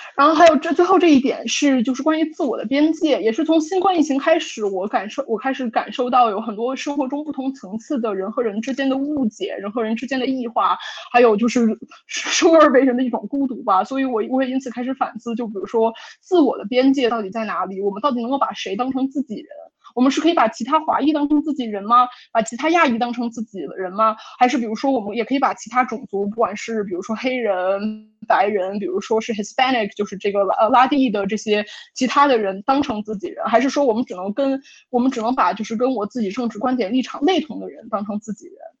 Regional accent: Beijing, China; moved away as an adult; now in United States; 我是一个在一个北京中产家庭长大的一个小孩儿，然后我十八岁的时候来美国读本科

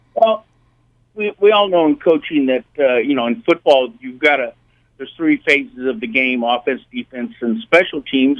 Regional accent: Indianapolis, Indiana, United States; moved away as an adult; also born or lived in Denver / Europe; now in Nashville, United States; growing up in Indiana

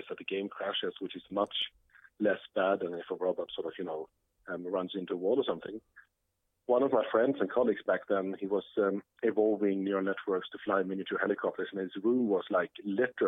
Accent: Sweden; English is a second language; moved away as an adult; also born or lived in Lund, Sweden; now in New York, United States; I'm from Sweden, grew up in Sweden

